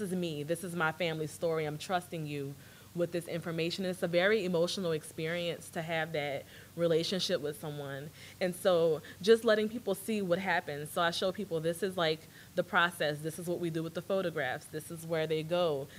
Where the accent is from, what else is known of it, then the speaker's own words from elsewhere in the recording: New Orleans, Louisiana, United States; accent: Louisiana; now in Austin, United States; I'm from New Orleans, and so I have a Catholic upbringing.